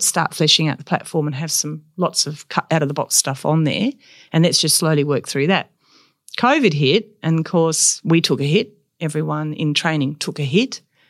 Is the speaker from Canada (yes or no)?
no; Perth, Western Australia, Australia; No, so my parents moved to Karrinup. We were last house and then there was just sand. And then after that we were at Trigg Beach.